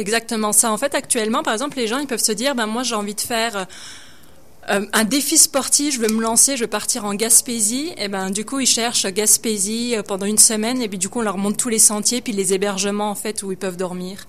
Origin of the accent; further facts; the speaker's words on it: countryside in eastern France, near Dijon, Bourgogne-Franche-Comté, France; moved away as an adult; now in Quebec, Canada; je viens de, euh, la pleine campagne, en fait, dans l'est de la France, vers Dijon